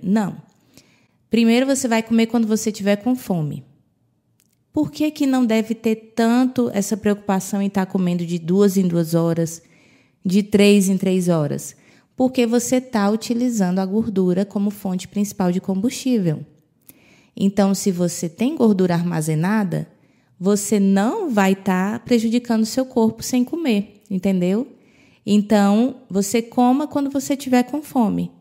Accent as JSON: {"language": "Portuguese", "country": "Brazil", "tie": "born or raised there", "moved": "yes", "said": "quando eu era criança, no Brasil, era muito difícil ver uma pessoa obesa"}